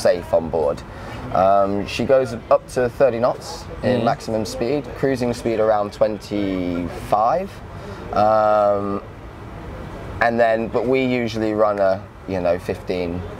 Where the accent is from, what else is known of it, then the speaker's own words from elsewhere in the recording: south of France, France; also born or lived in United Kingdom / Spain; I'm from the UK originally, but I grew up here in the south of France in Spain